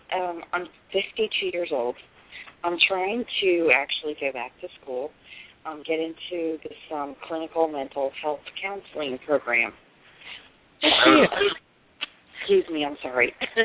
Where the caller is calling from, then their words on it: Delaware, United States; I'm calling from Delaware